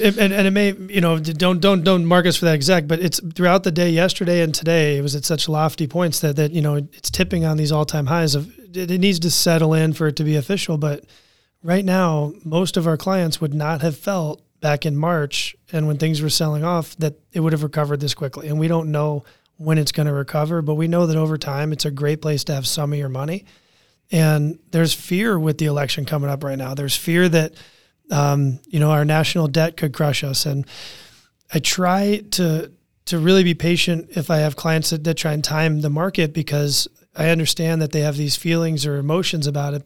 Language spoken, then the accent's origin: English; Washington, D.C. area, Northern Virginia, United States; I grew up in Washington, D C area, Northern Virginia, around politics